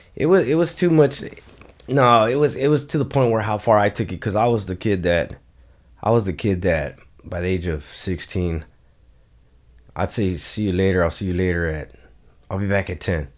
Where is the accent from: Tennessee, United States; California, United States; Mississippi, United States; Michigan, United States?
California, United States; Los Angeles; I grew up in Eagle Rock, California